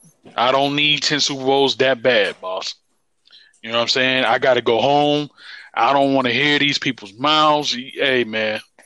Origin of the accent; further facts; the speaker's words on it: Washington, District of Columbia, United States; now in Durham, United States; I grew up in the Washington, D.C. area, man. Shout out to PG County, Montgomery County, Anne Arundel County.